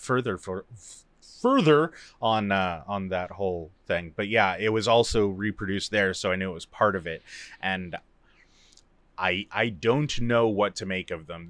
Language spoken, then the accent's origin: English; United States